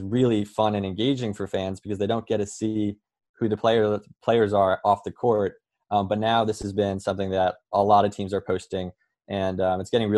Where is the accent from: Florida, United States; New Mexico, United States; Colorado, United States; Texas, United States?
Colorado, United States; moved away as an adult; now in New York, United States; I'm from Colorado, but I've been here in New York for around 5 years now.